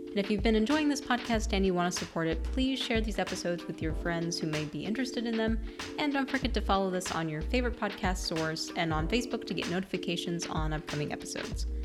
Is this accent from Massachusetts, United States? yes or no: no; Hawaii, United States; born there; I was born in Hawaii.